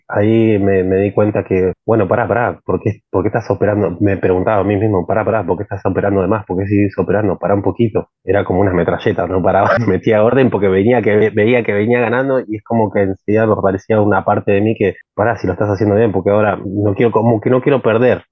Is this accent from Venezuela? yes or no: no; Argentina; en mi país, poner en Argentina acá